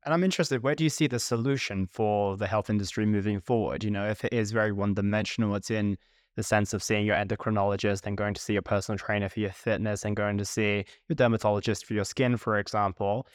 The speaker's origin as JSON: {"language": "English", "country": "United Kingdom", "said": "we're both British"}